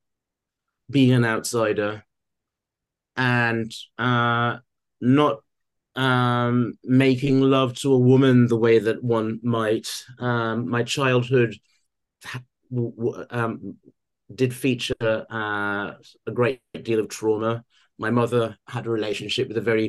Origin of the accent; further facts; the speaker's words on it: Guyana; now in United Kingdom; I lived in my mother's country, but I wasn't of my mother's country, and so I observed from the outside. And Christianity became a security blanket whilst I was living there